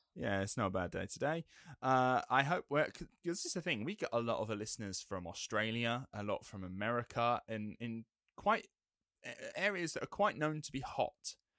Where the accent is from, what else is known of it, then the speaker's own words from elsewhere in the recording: England, United Kingdom; being English